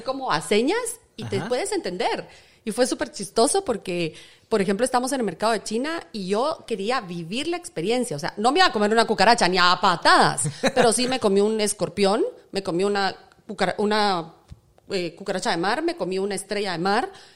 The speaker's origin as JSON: {"language": "Spanish", "country": "Guatemala", "said": "yo nací en Guatemala a las 7 de la mañana el 30 de octubre. Soy guatemalteca."}